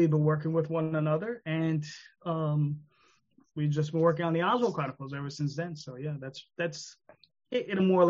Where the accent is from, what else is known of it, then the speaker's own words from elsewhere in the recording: New York, United States; I'm in New York. I'm a New Yorker